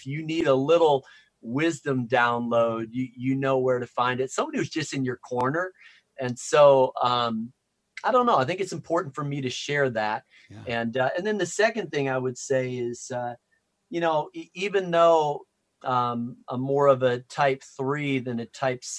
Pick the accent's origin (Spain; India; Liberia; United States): United States; Chicago, Illinois; also born or lived in Minneapolis / Wisconsin; I'm from Chicago, so I like the Cubs, but I'm wearing a little Nats hat because World Series contender. And then I was born in Minneapolis and then moved to Wisconsin.